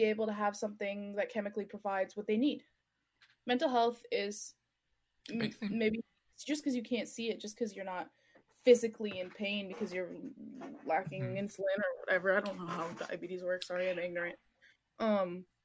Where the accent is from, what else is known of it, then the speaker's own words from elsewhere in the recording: Montreal, Quebec, Canada; moved away as an adult; now in Ottawa, Canada; I grew up in Montreal.